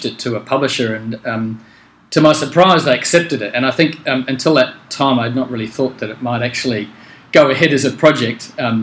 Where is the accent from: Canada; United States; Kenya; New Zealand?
New Zealand; moved away as an adult; also born or lived in United Kingdom; now in Australia; I grew up in New Zealand